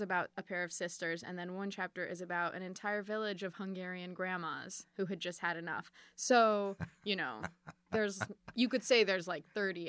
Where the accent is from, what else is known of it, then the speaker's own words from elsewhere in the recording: Boston, Massachusetts, United States; born there; also born or lived in Chicago; My family moved a lot. I was born in Boston.